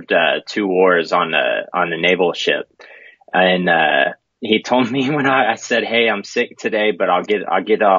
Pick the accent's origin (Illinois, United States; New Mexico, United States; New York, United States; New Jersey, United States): New Mexico, United States; Clovis; also born or lived in New Hampshire; now in Lubbock, United States; I grew up in Clovis, New Mexico